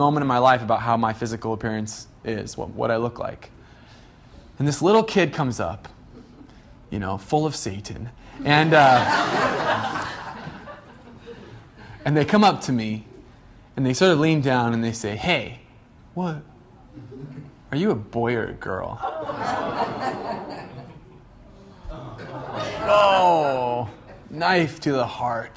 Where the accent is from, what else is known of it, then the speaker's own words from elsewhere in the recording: Medford, Oregon, United States; I grew up in Medford